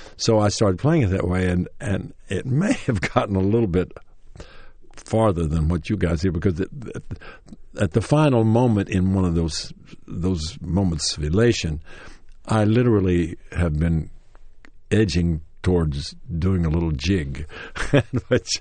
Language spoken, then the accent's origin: English; Knoxville, Tennessee, United States; moved away; Knoxville, Tennessee, my hometown